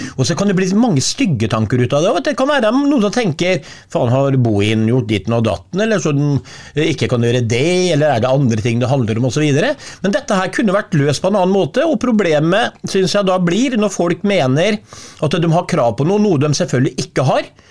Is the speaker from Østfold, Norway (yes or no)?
yes; Sarpsborg, Østfold, Norway; Jeg må bare si det som sarping